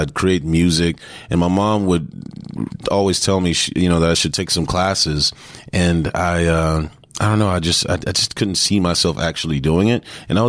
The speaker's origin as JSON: {"language": "English", "town": "San Antonio", "region": "Texas", "country": "United States", "tie": "born or raised there", "also_born_or_lived": "Houston, Texas", "said": "I grew up in San Antonio, Texas. I was born in Houston."}